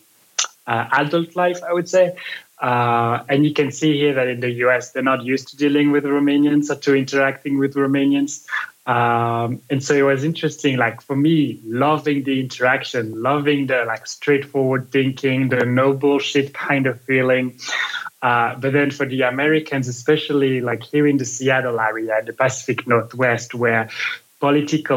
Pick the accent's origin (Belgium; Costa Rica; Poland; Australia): Belgium; now in United States; I'm from Belgium